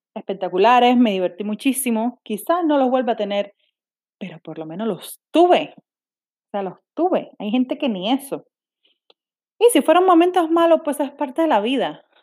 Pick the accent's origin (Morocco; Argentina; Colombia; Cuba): Cuba; moved away as an adult; yo soy cubana, nací y criada en Cuba.